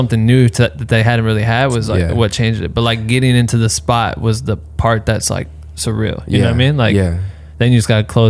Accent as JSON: {"language": "English", "region": "Iowa", "country": "United States"}